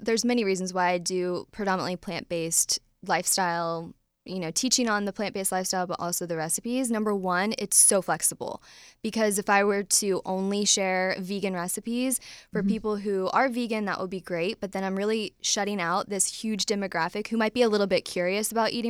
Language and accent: English; Midwest, United States; now in Nashville, United States; So I'm from the Midwest. So I ate like everybody else does in the Midwest